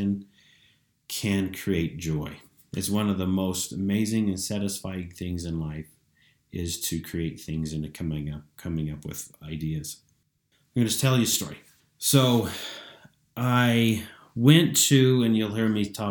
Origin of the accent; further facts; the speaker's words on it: Price, Utah, United States; I am from Price, Utah